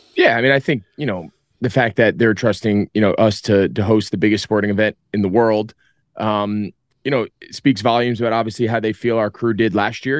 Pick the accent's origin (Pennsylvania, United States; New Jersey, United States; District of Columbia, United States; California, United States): New Jersey, United States; born or raised there